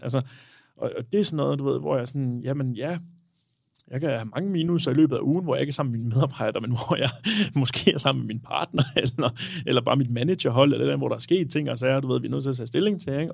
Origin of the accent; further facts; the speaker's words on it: Denmark; also born or lived in Aarhus; vi danskere